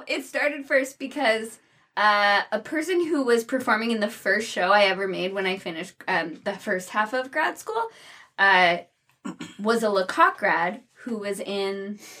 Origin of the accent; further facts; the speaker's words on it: New Jersey, United States; I'm from New Jersey.